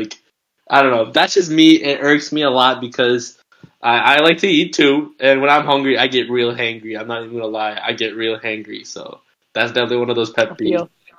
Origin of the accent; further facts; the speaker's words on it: India; I mean, we're Indian people don't be eating like 6 o'clock